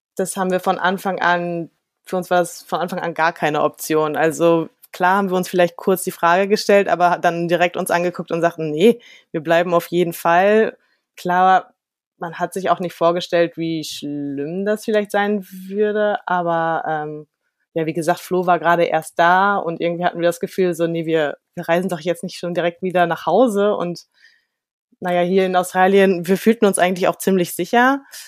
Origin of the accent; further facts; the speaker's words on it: Germany; als Deutscher